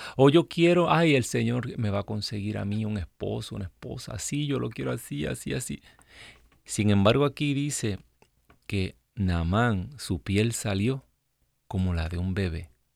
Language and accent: Spanish; Ciales, Puerto Rico; now in United States; mi pueblo en Puerto Rico